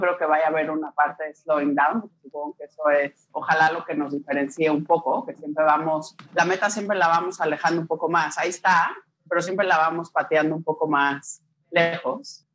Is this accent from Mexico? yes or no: yes; Mexico; moved away; Tengo papá italiano, crecí en México, me casé con un belga, he vivido en diferentes países